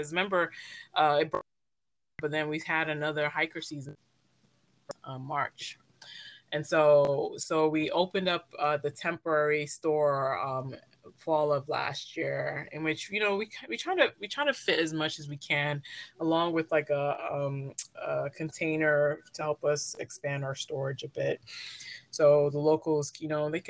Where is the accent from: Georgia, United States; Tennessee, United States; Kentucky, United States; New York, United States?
New York, United States; Brooklyn; also born or lived in San Diego, California; now in San Diego County, United States; I grew up in Brooklyn, New York.